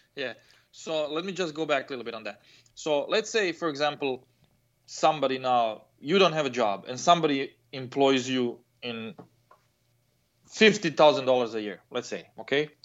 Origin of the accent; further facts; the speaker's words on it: Croatia; now in United States; I come from Croatia.